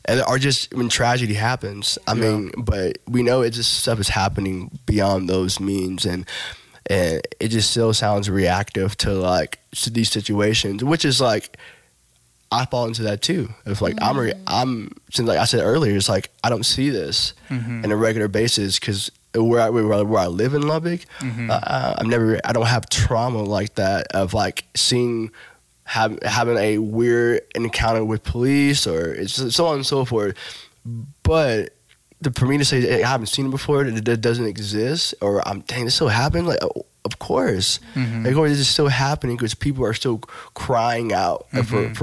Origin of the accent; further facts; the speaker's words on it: Nigeria; Like, man, I'm glad that I'm Nigerian, and because Nigerian people is dope.